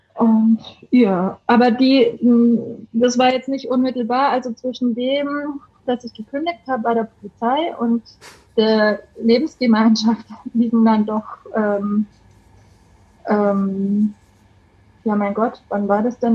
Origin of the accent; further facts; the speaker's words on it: Bavaria, Germany; accent: Bavarian; moved away as an adult; now in Heimsheim, Germany; Wie man vom Dialekt her vielleicht hört, ich komme aus Bayern